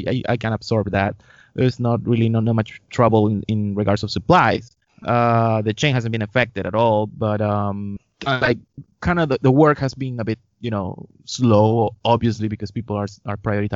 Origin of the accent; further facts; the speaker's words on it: Lima, Peru; I was born in Peru, in Lima. And in 1979